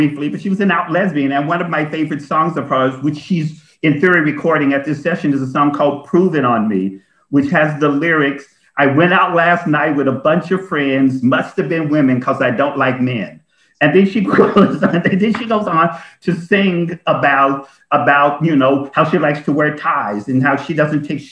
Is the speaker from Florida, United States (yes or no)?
no; Frankfort, Kentucky, United States; I'm from Frankfort, Kentucky, and so for the first 4 or 5 years of my life, my town was segregated